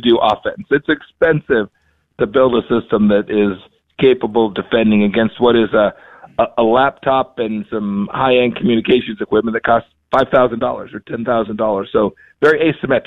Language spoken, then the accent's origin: English; Kansas, United States; I'm from Kansas. I'm from the Midwest.